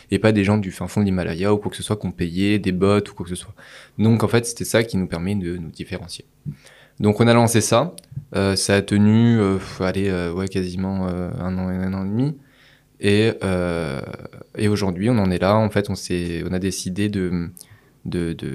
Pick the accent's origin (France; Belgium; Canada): France; Paris, Île-de-France; moi, il faut savoir que je suis parisien de base.